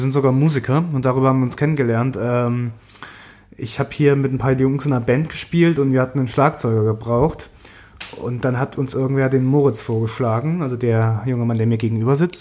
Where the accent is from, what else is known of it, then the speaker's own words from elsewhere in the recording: Thuringia, Germany; moved away as an adult; now in Berlin, Germany; Ich komme aus dem Osten, Thüringen, um genau zu sein.